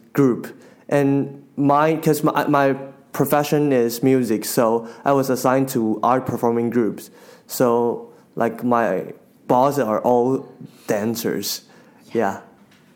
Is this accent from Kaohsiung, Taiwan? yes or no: yes; Kaohsiung, Taiwan; English is a second language; also born or lived in Taipei; we're all from Kaohsiung, the southern city, and we all moved to Taipei for university. And after graduated, we moved back